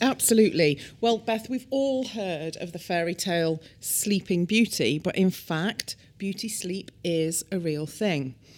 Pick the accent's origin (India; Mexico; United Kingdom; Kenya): United Kingdom; now in United States; In the U K, where I'm from, as you can probably tell by my accent